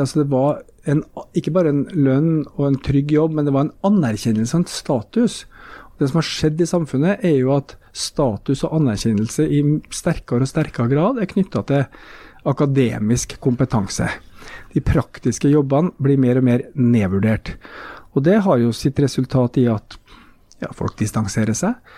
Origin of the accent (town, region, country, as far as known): Trondheim, Trøndelag, Norway; born or raised there